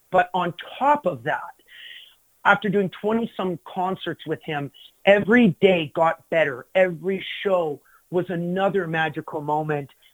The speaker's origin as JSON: {"language": "English", "town": "Glendon", "region": "Alberta", "country": "Canada", "tie": "born or raised there", "said": "in my hometown"}